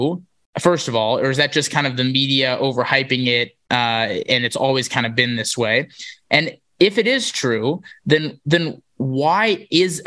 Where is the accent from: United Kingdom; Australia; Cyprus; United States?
United States; Wisconsin; my home state of Wisconsin